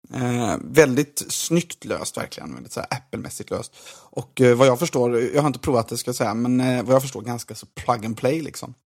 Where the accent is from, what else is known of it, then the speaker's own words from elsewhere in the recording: Gothenburg, Västra Götaland, Sweden; som göteborgare